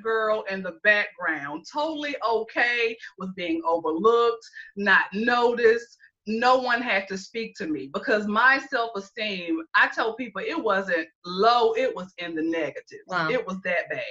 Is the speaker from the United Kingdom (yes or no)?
no; Greenville, South Carolina, United States; born or raised there; moved away as an adult; now in Columbia, United States